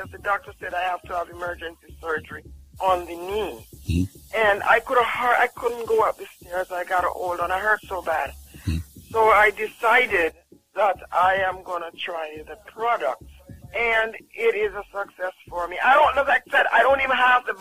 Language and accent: English; Jamaica; I'm from Jamaica